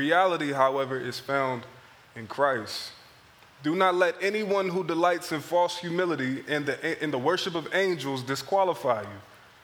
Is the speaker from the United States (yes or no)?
yes; Philadelphia, Pennsylvania, United States; moved away; growing up in Philadelphia was a very interesting experience